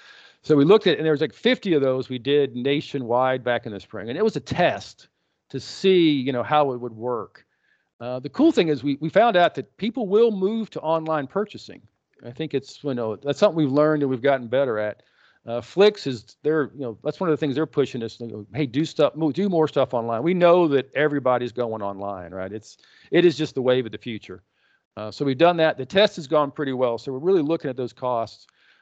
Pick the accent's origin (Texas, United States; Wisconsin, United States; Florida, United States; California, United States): Texas, United States; we grew up in West Texas.